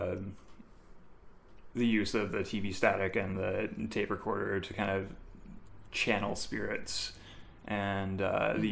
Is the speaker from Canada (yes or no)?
yes; Bishop's Falls, Newfoundland and Labrador, Canada; moved away; my hometown of Bishop's Falls